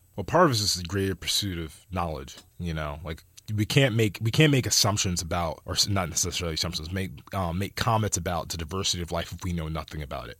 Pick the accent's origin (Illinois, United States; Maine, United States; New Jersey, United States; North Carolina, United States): New Jersey, United States; now in California, United States; I come from Jersey